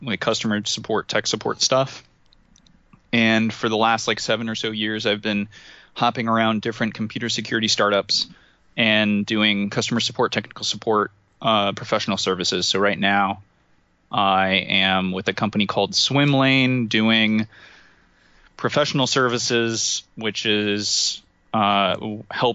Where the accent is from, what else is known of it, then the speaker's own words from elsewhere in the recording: New Jersey, United States; moved away as an adult; also born or lived in Madison; I grew up in New Jersey, I kind of lived with it my whole life